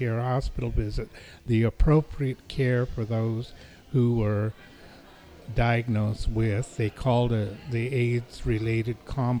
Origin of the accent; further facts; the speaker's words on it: Nevada, United States; moved away as an adult; now in San Francisco, United States; I'm a full-blood Paiute Indian from the Pyramid Lake Paiute Tribe in Nevada. And I came here mainly from Nevada, from University of Nevada, Reno, 43 years ago, to go to school at San Francisco State.